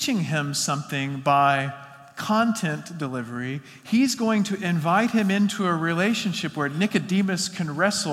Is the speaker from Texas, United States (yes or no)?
yes; West Texas, United States; I grew up in West Texas in the Panhandle